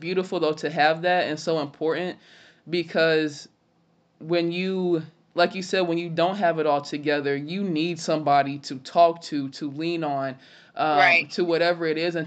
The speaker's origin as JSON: {"language": "English", "town": "West Carrollton", "region": "Ohio", "country": "United States", "tie": "born or raised there", "also_born_or_lived": "Illinois"}